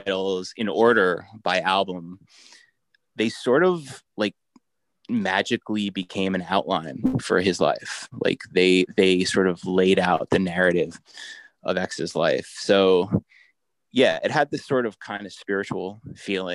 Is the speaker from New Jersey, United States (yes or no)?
yes; New Jersey, United States; now in Brooklyn, United States; I'm from New Jersey, so I grew up eating lots of subs